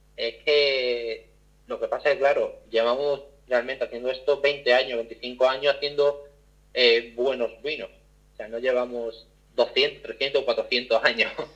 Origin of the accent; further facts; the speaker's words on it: Málaga, Andalusia, Spain; yo soy malagueño, pero yo también soy, soy sumiller